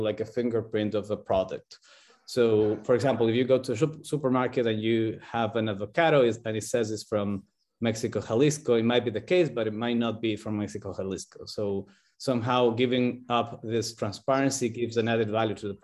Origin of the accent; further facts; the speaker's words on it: Ecuador; moved away as an adult; now in Riga, Latvia; We are originally from Ecuador